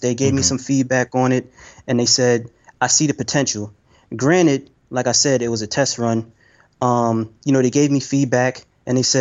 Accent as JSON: {"language": "English", "country": "United States", "said": "I'm American"}